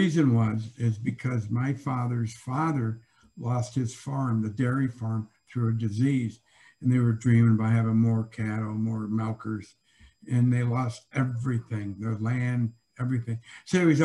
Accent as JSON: {"language": "English", "town": "Joliet", "region": "Illinois", "country": "United States", "tie": "born or raised there", "said": "growing up in Joliet, blue collar, Catholic"}